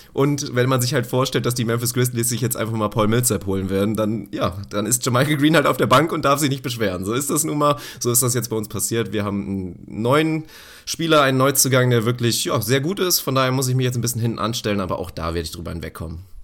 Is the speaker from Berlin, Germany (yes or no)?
no; Lower Saxony, Germany; wir kommen ja beide aus Niedersachsen